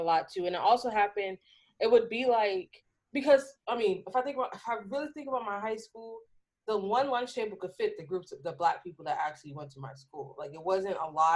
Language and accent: English; Arizona, United States; moved away as an adult; I grew up in Arizona, so, like, the, yeah, so I went to high school out there, beginning of college out there, like, and I moved there when I was 9